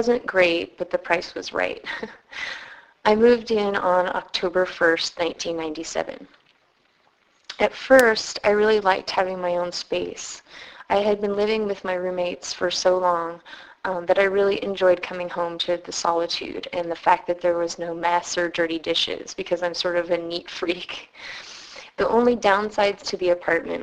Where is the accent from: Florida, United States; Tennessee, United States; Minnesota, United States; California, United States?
California, United States; San Francisco; also born or lived in Ithaca, New York; I'm from San Francisco